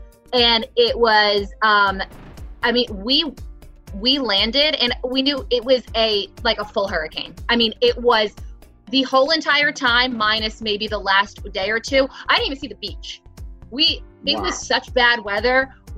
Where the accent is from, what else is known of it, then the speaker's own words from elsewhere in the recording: New Jersey, United States; Because I grew up in New Jersey. I grew up going to the Jersey Shore.